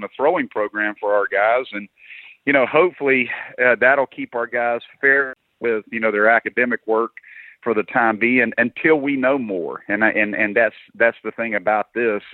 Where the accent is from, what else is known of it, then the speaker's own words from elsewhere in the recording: South Carolina, United States; I'm from South Carolina. I was born here. My whole family's from here. Mom and dad are both from here. Grew up here